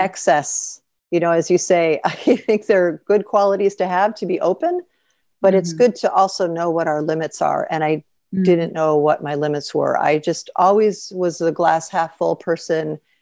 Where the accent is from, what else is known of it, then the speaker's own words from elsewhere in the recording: Chicago, Illinois, United States; moved away as an adult; also born or lived in New York / Paris / Cairo / Sharm el Sheikh; when we moved back to Chicago, my hometown